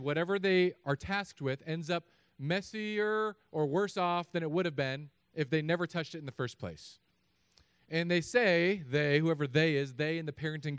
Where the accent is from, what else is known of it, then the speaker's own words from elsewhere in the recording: California, United States; But I'm from California.